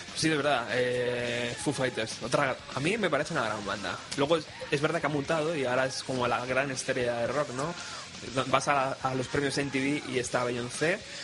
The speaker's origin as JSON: {"language": "Spanish", "town": "Madrid", "region": "Community of Madrid", "country": "Spain", "tie": "born or raised there", "said": "Que como personaje que ha vivido sus 33 años en Madrid"}